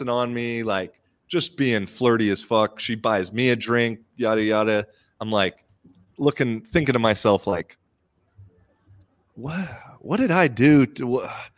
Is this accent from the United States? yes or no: yes; United States; now in Finland; I'm American, but I have Irish citizenship. I live in Finland